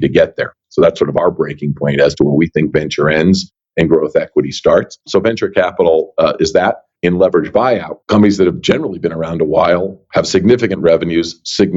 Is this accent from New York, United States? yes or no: yes; New York area, United States; I grew up in the New York area.